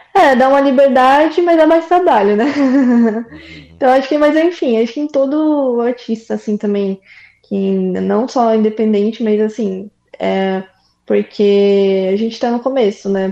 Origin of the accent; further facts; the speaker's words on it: São Paulo, Brazil; eu sou de São Paulo